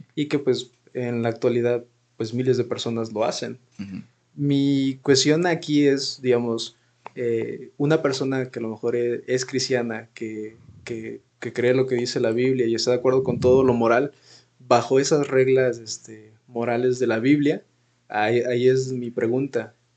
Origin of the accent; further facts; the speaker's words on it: Mexico; como mexicanos